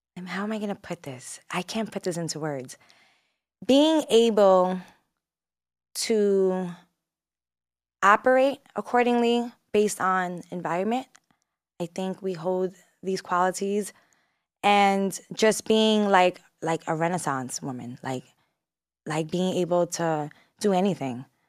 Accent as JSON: {"language": "English", "town": "New York City", "region": "New York", "country": "United States", "tie": "born or raised there", "said": "I'm also from Brooklyn, New York"}